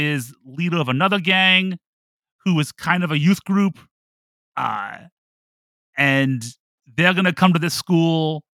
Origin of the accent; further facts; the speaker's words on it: Toledo, Ohio, United States; Toledo, Ohio.